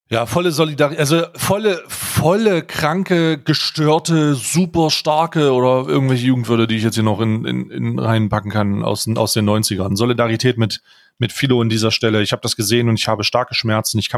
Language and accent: German; Germany; ich als Deutscher